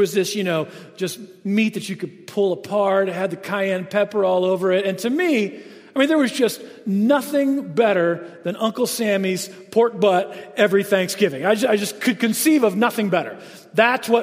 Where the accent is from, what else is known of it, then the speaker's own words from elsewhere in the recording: Jacksonville, Florida, United States; So I grew up in the South, Jacksonville, Florida, which is really, North Florida is a lot like South Georgia.